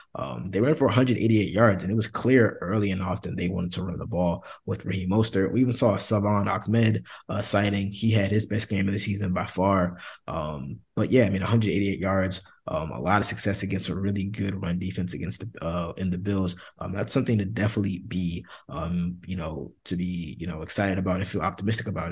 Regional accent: Maryland, United States; now in Miami, United States; I'm from Maryland

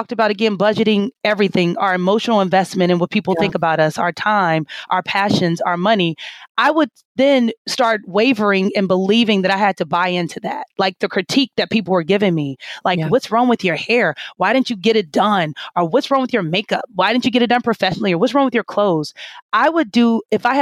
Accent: Kansas City, Missouri, United States; I am from Kansas City, Missouri, right? And I am kind of like typical Midwest girl

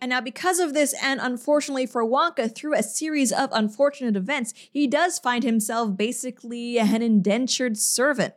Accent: Quebec, Canada; I'm from Quebec

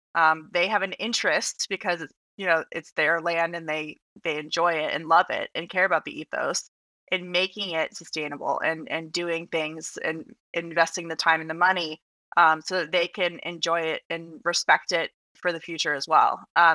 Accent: Flagstaff, Arizona, United States; now in Washington, D.C., United States; In Flagstaff, Arizona.

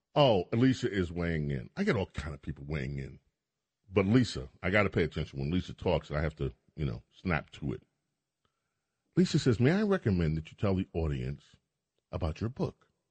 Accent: New York City, New York, United States; I grew up in, in New York, in Queens. I grew up in St. Albans

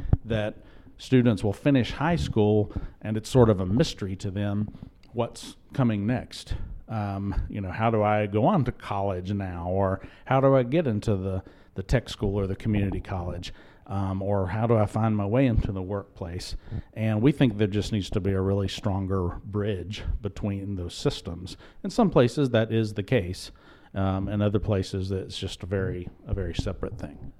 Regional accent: South Carolina, United States; I'm from South Carolina

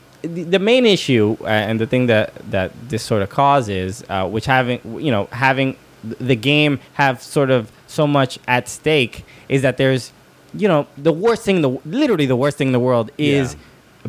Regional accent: Florida, United States; born there; Like, wait, no, I was born in Florida.

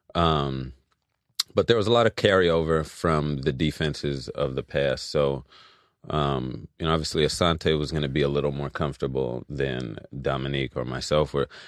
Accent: Los Angeles, California, United States; also born or lived in Louisiana / Philadelphia; I was raised here in Los Angeles

